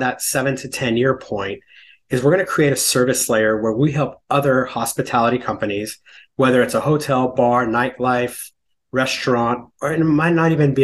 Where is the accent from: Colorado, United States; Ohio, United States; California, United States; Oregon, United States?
California, United States; moved away as an adult; now in New York City, United States; I grew up in California. I moved to New York in 2001 on Wall Street.